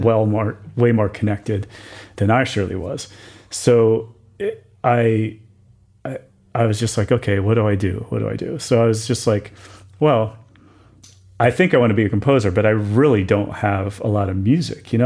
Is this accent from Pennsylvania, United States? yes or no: yes; Wilkes-Barre, Pennsylvania, United States; moved away; I grew up in Pennsylvania.